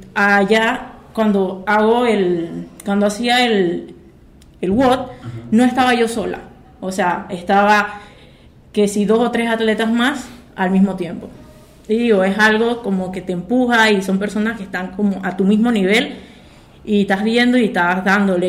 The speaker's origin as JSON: {"language": "Spanish", "region": "Chiriquí", "country": "Panama", "also_born_or_lived": "Miami", "said": "yo soy de Chiriquí"}